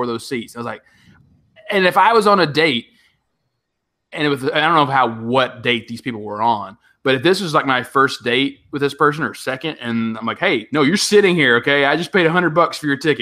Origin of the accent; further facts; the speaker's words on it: the South, United States; growing up in the South with SEC football